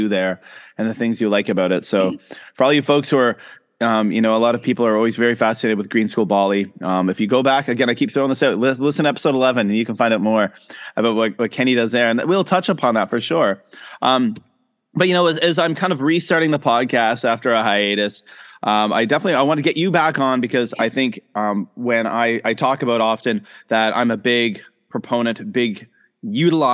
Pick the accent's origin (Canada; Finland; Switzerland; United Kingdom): Canada; now in Shenzhen, China; I'm a Canadian international school teacher, currently living in Shenzhen, China